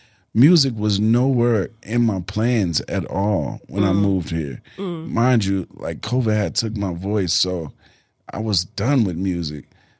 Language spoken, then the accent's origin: English; South Africa; now in United States; Yeah, that's what I call it, South African American. I'm a South African American to the core.